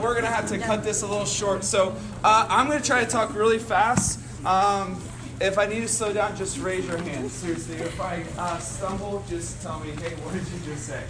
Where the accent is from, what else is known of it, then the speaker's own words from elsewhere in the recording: Cincinnati, Ohio, United States; I'm from Cincinnati